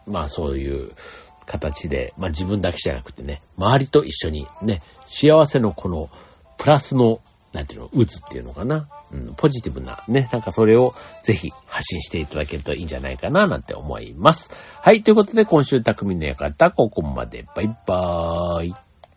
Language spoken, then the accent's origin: Japanese; Kansai, Japan; 僕もあの、関西出身として言いますと